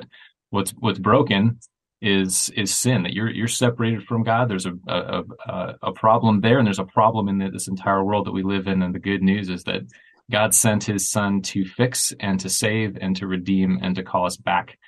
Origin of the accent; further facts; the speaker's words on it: United States; also born or lived in greater Chicago area; I'm an American, I'm living in the greater Chicago area